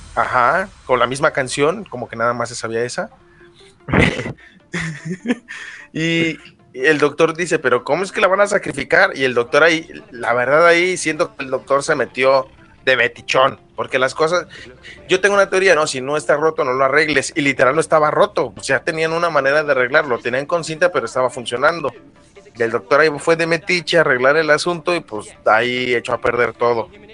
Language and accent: Spanish; Mexico; soy mexicano